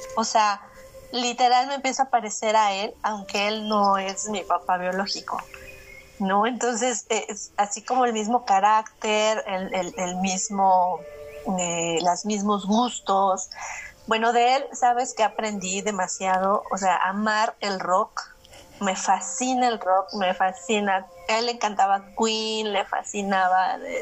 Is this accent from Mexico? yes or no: yes; Mexico; a lo que estamos acostumbrados los mexicanos